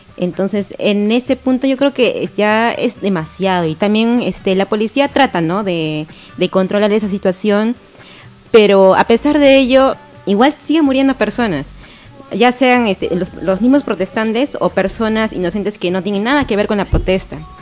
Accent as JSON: {"language": "Spanish", "region": "Tacna", "country": "Peru", "tie": "born or raised there", "said": "Nací en Tacna"}